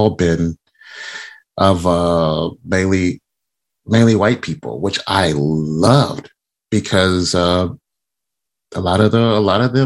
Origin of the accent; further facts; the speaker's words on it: Compton, California, United States; I was born and raised in Compton